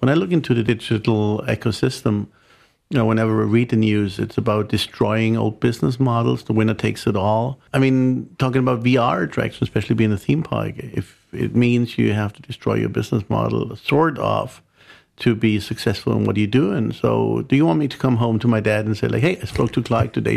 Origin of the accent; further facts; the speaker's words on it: Germany; being German